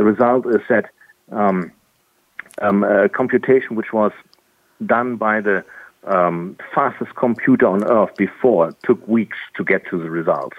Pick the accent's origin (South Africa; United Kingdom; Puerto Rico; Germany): Germany; I'm from Germany